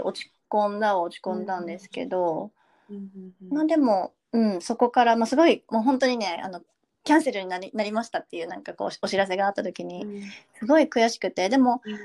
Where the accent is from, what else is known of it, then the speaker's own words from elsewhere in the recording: Shizuoka, Japan; first language Japanese; 出身は、えー、静岡県です。で静岡県で本当に生まれて しかもめちゃくちゃ田舎で生まれて、うん、そう育って